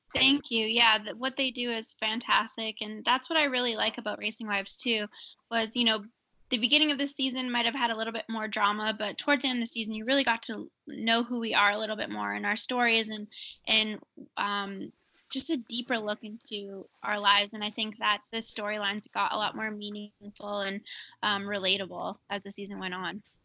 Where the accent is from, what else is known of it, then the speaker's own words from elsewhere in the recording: Canada; I grew up in Canada racing dirt.